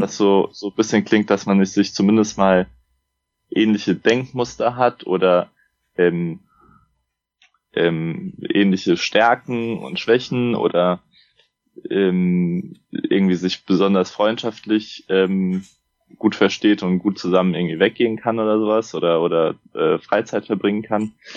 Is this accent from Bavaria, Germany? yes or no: no; Frankfurt am Main, Hesse, Germany; also born or lived in Munich; ich bin 29, äh, komme aus Frankfurt am Main